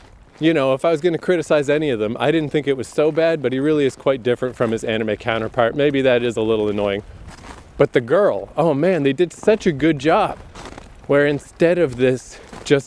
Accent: Canada; I'm Canadian

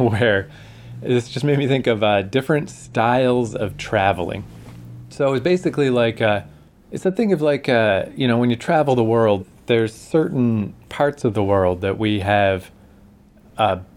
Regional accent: Canada; we're Canadian

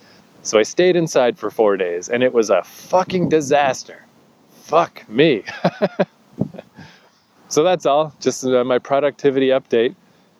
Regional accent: New Brunswick, Canada; I'm still in Odell Park in my hometown.

